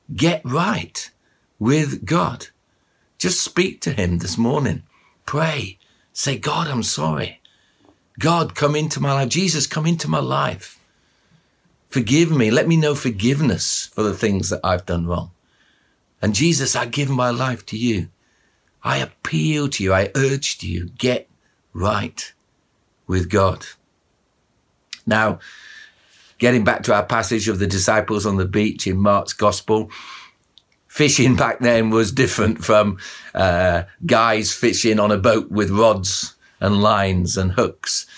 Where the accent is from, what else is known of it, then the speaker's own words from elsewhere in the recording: Barnsley, Yorkshire and the Humber, United Kingdom; when I was a kid, I grew up in Barnsley, just up the road from where most of you probably live in Sheffield